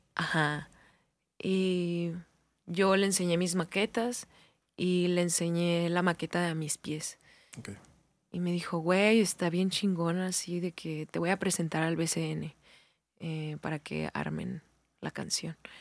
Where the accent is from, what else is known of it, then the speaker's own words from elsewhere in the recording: Hermosillo, Sonora, Mexico; soy de Hermosillo